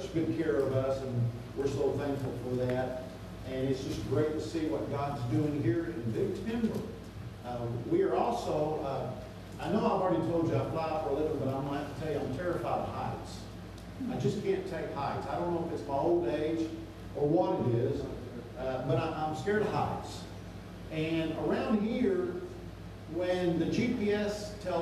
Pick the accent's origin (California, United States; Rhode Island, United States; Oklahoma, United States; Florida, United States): Florida, United States; South Miami; moved away as an adult; I grew up in South Miami